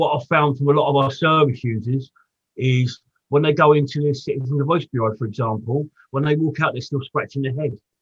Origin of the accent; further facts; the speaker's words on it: Portsmouth, South East England, United Kingdom; I grew up in Portsmouth.